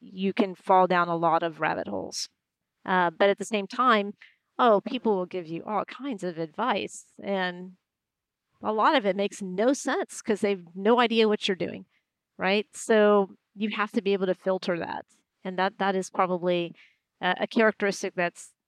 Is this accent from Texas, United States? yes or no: yes; Houston, Texas, United States; moved away; when I was growing up in Houston